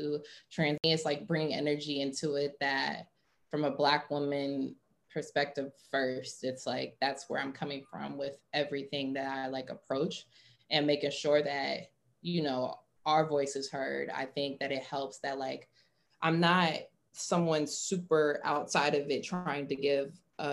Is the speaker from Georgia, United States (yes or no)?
yes; Atlanta, Georgia, United States; moved away as an adult; also born or lived in Chicago; I'm West Indian, I'm Guyanese in Trini. I'm originally from Atlanta